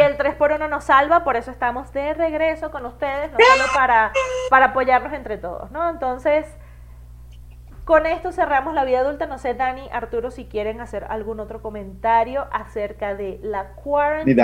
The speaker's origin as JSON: {"language": "Spanish", "country": "Venezuela", "moved": "yes", "said": "como venezolana"}